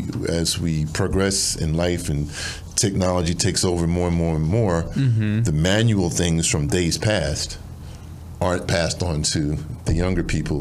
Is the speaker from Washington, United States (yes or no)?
no; New York, United States; moved away; I'm from New York originally